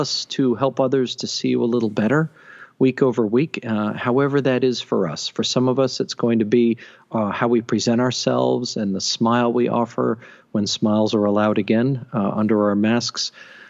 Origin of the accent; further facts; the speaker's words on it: Mystic, Connecticut, United States; Union Baptist Church in Mystic when I was a kid